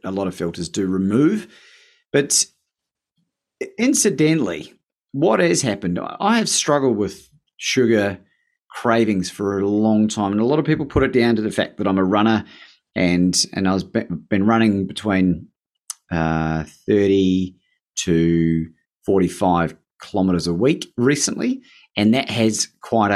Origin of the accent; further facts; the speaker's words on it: New Zealand; I am from New Zealand